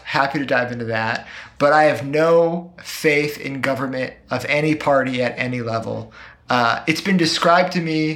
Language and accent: English; Pacific Northwest, United States; I'm from the Pacific Northwest